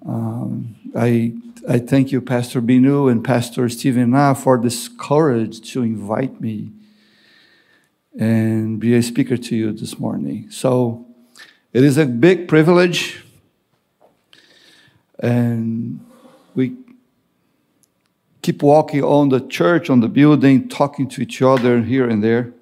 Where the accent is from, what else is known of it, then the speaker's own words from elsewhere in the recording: Brazil; moved away as an adult; also born or lived in New Jersey / Florida; now in Long Island, United States; I'm from Brazil, living in the U.S. for, 23, 24 years.